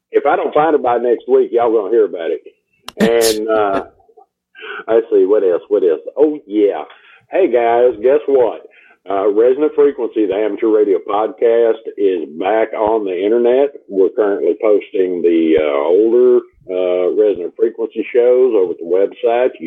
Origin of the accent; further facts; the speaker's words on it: Texas, United States; I'm from Texas